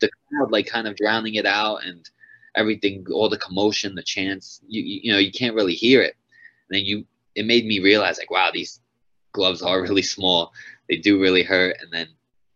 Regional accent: Long Island, New York, United States; my first five fights were all in Long Island in my hometown

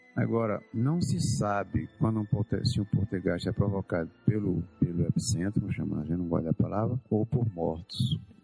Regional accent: Mossoró, Rio Grande do Norte, Brazil; moved away; also born or lived in Natal / Manaus; eu sou do Rio Grande do Norte, eu morei em Natal 20 anos, ou 21 anos, mas nasci na cidade de Mossoró, no sertão do Rio

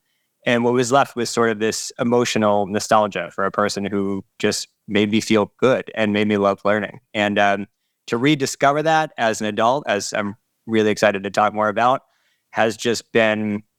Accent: Erie, Pennsylvania, United States; And I'm not from Pittsburgh originally. I'm from Erie, which is, it might as well be Pittsburgh. It's only 2 hours away.

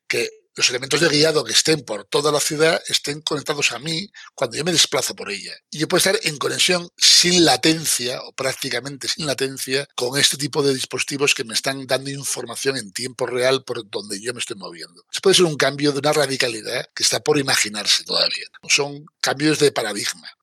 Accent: Asturias, Spain; yo soy asturiano

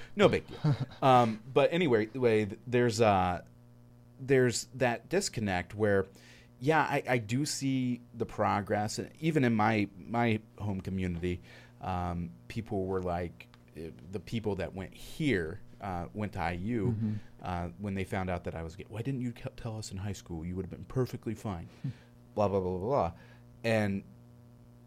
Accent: Northern Indiana, United States; I come from Northern Indiana as well

